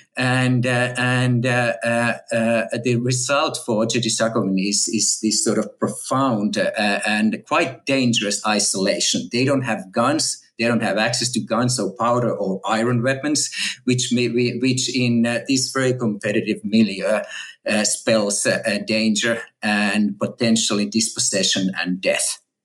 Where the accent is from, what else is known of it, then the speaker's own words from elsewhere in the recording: Finland; moved away as an adult; also born or lived in Texas, United States / California, United States; now in Oxford, United Kingdom; native Finn and I grew up in Finland